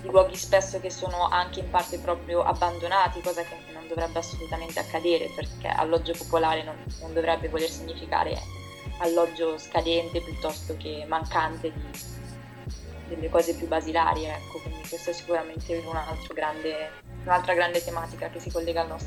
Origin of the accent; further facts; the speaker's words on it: Milan, Lombardy, Italy; Sì, infatti vabbè, io sono di San Siro, quindi un po' questa cosa